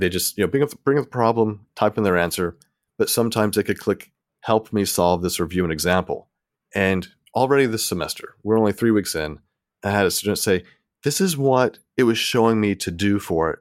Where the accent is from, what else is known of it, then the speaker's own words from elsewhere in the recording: Tennessee, United States; moved away as an adult; also born or lived in Mississippi; now in Texas, United States; I grew up in Tennessee